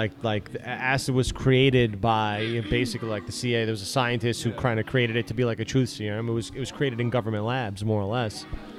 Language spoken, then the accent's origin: English; New York, United States; I'm from New York.